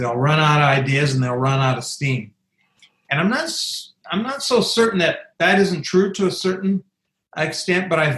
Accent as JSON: {"language": "English", "region": "Southeast South Dakota", "country": "United States", "tie": "born or raised there", "moved": "as an adult", "lives_now": "Kansas City, United States", "said": "I grew up in Southeast South Dakota, small town."}